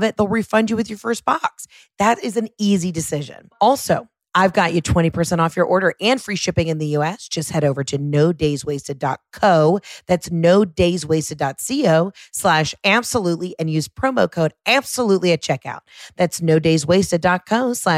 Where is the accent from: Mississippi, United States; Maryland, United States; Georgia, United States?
Georgia, United States; Atlanta; I'm born and raised here